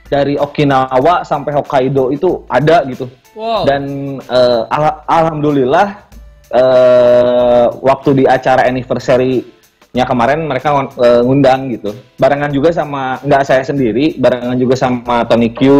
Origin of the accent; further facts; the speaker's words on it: West Java, Indonesia; Karena … itu mungkin karena uh, saya orang Sunda ya, yeah. orang Sunda.